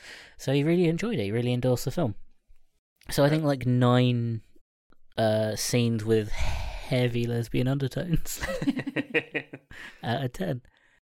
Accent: Ireland; And not just because I'm Irish.

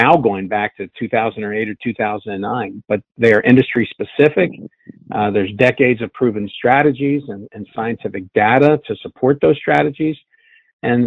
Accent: Cincinnati, Ohio, United States; I'm from Cincinnati

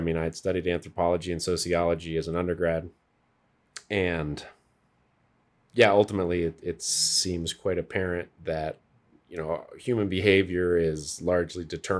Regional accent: Colorado, United States; also born or lived in Scotland / France; So I was born in Scotland, then we went to France, and then I got to Colorado at 6 months old.

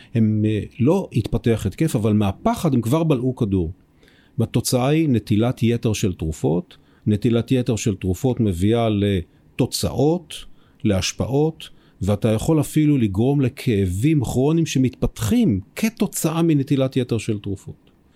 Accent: Israel; אנחנו בתור ישראלים

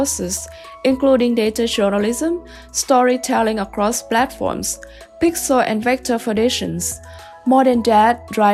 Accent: Vietnam; moved away as an adult; now in Kansas, United States; I came from Vietnam, a very different country in comparison to the America

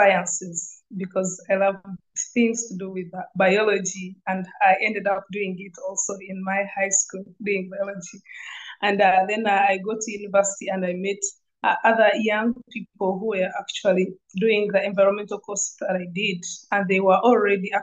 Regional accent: Uganda; I'm from Uganda.

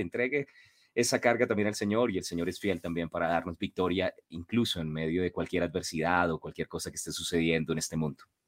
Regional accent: Colombia; como buenos colombianos

